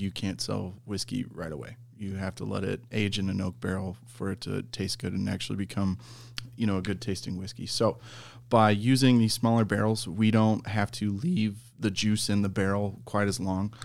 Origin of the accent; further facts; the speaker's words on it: Iowa, United States; my hometown distillery